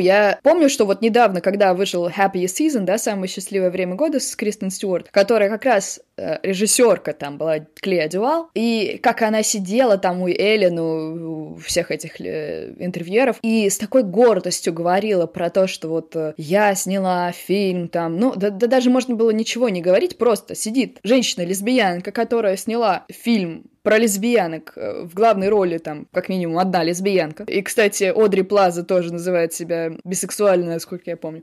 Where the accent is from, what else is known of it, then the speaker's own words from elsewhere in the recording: Samara, Samara Oblast, Russia; moved away as an adult; now in Moscow, Russia; Я выросла в Самаре, но потом я поступила в МГИМО и уехала